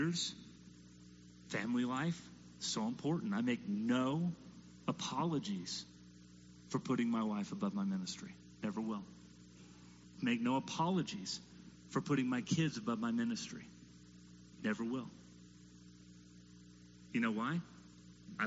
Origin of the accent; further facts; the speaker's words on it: United States; as an American parent